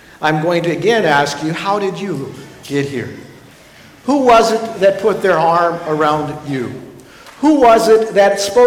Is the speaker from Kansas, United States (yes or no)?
yes; Ulysses, Kansas, United States; I grew up in Ulysses, and it's a very small town.